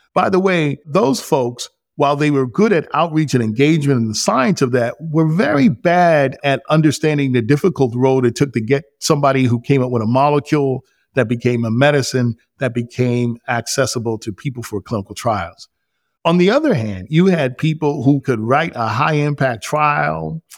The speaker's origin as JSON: {"language": "English", "region": "New York", "country": "United States", "tie": "born or raised there", "moved": "yes", "said": "I grew up in New York to a teen mob"}